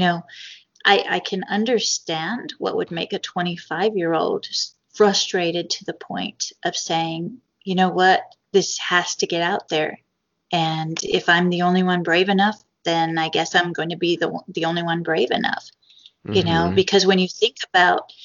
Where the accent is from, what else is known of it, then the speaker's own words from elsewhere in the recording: United States; as an American